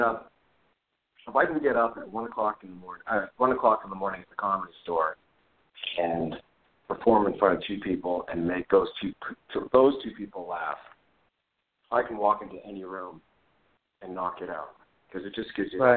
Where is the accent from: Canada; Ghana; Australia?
Canada; Montreal, Quebec; moved away as an adult; also born or lived in New York City; I'm from Montreal